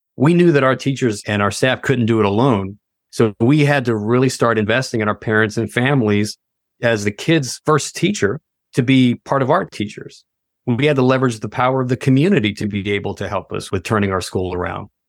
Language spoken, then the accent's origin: English; Tennessee, United States; moved away as an adult; also born or lived in Washington, D.C. area / Virginia; I'm originally from Tennessee, very small town in Tennessee, and, uh, absolutely loved it, had a good community upbringing